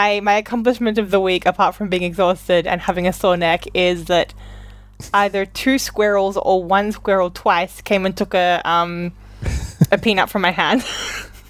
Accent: Australia; I'm Australian

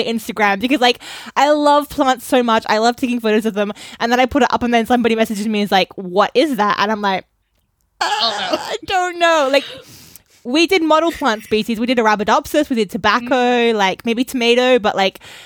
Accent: Australia; I grew up in Australia

